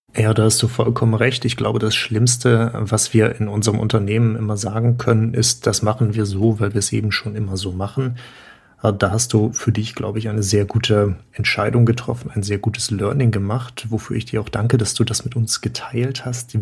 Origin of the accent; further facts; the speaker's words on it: Germany; Wir bei uns in Deutschland